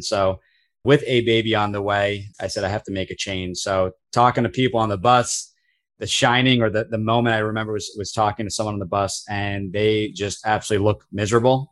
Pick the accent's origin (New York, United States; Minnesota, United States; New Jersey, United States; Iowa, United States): New Jersey, United States; I am born and raised in New Jersey